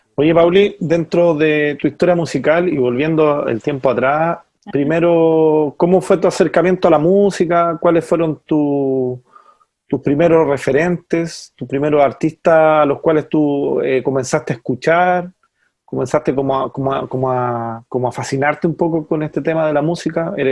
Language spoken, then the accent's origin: Spanish; Colchagua Valley, O'Higgins, Chile; somos, somos de aquí del Valle Colchagua y, estamos en San Fernando